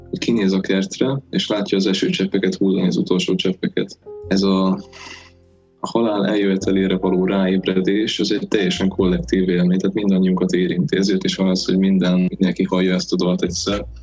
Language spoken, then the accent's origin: Hungarian; Hungary; nagyon szerencsé, hogy magyarok vagyunk, mert a magyar nyelvben a ráébredés is nagyon szépen tükrözi